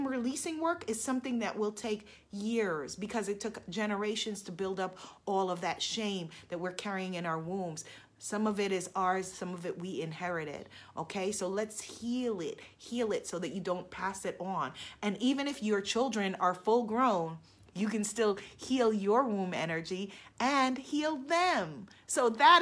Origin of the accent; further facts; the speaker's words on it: New York City, New York, United States; I am a Queens girl